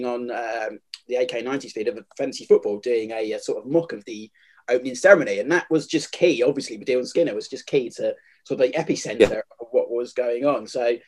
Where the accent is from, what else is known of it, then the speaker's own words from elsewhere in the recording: England, United Kingdom; But I think we, as English fans and people who lived in the country at the time, can be selfish with it